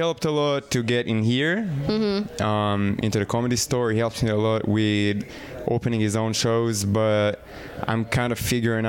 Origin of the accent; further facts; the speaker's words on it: Israel; English is a second language; also born or lived in North Carolina; now in Los Angeles, United States; I'm from Israel originally.